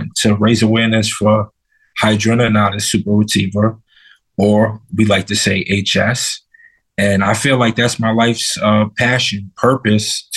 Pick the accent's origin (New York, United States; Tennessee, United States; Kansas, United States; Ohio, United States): New York, United States; New York City; now in Connecticut, United States; I was originally from Brooklyn, New York. Now I live in Connecticut